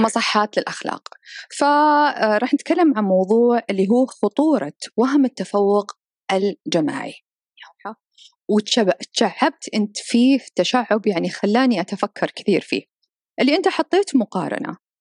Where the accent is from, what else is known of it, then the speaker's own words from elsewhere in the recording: Saudi Arabia; أنا ك كسعودية وعايشة في هذا البلد